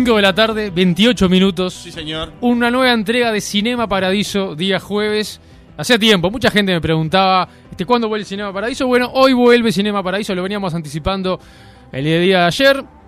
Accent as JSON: {"language": "Spanish", "country": "Uruguay", "said": "nosotros como uruguayos"}